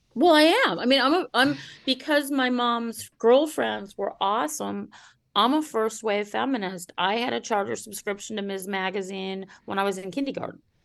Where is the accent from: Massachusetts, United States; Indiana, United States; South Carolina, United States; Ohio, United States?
Ohio, United States; Cleveland; the Cleveland Plain Dealer, my hometown paper